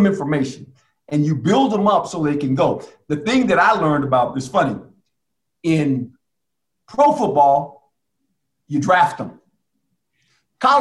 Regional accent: West Coast, United States; I grew up on the West Coast.

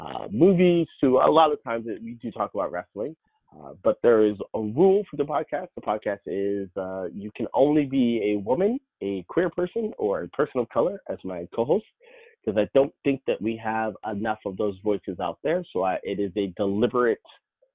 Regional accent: the South, United States; I'm from the South, and my family's very religious. I came out when I was 14, so 20 years ago now, in the South

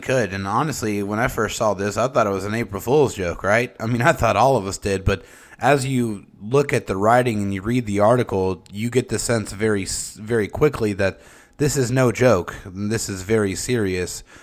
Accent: San Diego, California, United States; we are all from San Diego

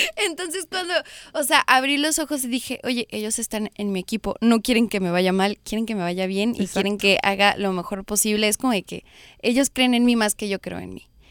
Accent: United States; se siente ser México-americana en este país

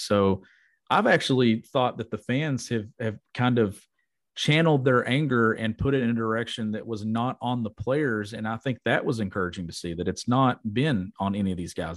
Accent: Kentucky, United States; my hometown in Palmville, Kentucky

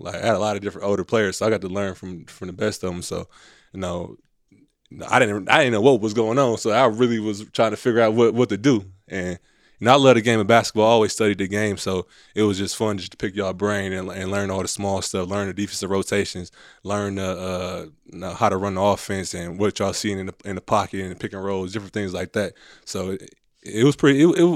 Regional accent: Milwaukee, Wisconsin, United States; moved away; growing up in Milwaukee, you know, I had like the real blue chip experience

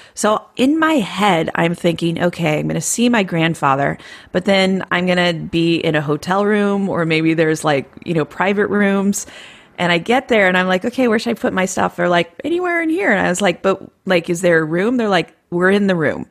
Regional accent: Iowa, United States; moved away; I'm from Iowa.

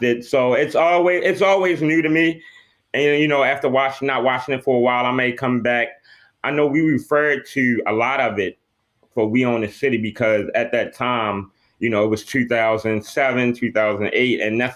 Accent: Baltimore, Maryland, United States; I grew up in Baltimore

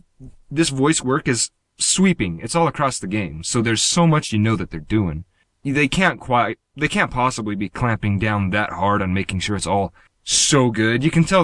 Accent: United States

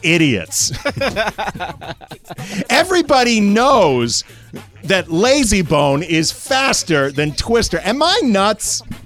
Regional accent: St. Louis, Missouri, United States; moved away as an adult; now in Los Angeles, United States; St. Louis.

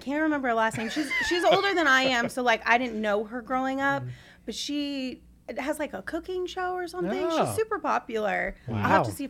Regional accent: Sierra Vista, Arizona, United States; I grew up in Sierra Vista, which had, like, maybe one billboard in the entire town

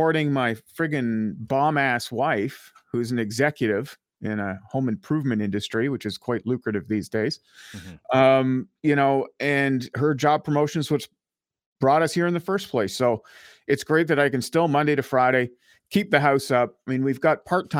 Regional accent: Ottawa, Ontario, Canada; putting down roots, you know, in my hometown of Ottawa.

